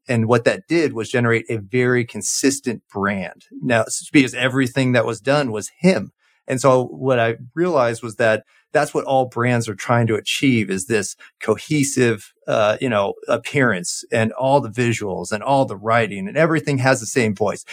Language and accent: English; Orange County, California, United States; moved away; I grew up in, uh, Orange County, California